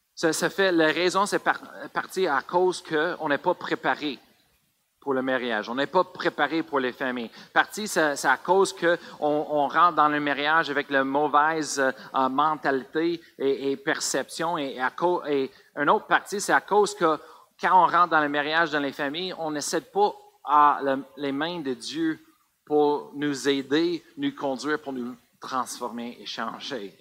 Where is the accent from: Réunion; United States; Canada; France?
United States; Colorado; French is a second language; moved away; j'ai grandi au Colorado